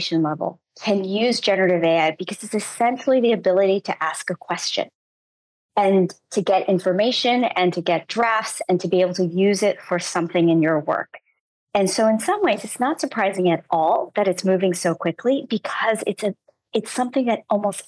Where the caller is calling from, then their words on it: San Francisco, California, United States; I'm connecting from San Francisco.